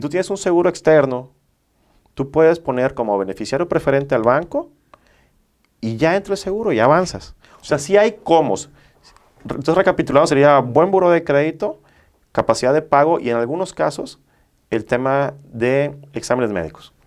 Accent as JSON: {"language": "Spanish", "town": "Villahermosa", "region": "Tabasco", "country": "Mexico", "tie": "born or raised there", "moved": "as an adult", "lives_now": "Monterrey, Mexico", "said": "Yo soy originario de Villahermosa, Tabasco"}